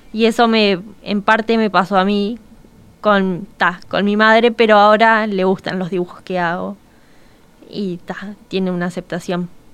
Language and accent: Spanish; Montevideo, Uruguay; tengo recuerdo como de los 8, 9 años que iba a clases de dibujo en el Paso de la Arena, soy del Cerro.